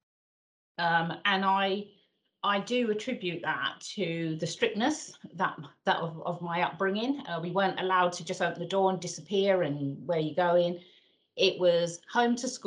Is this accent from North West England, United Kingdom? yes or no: no; London, United Kingdom; moved away as an adult; also born or lived in Northamptonshire; I was born and brought up in the East End of London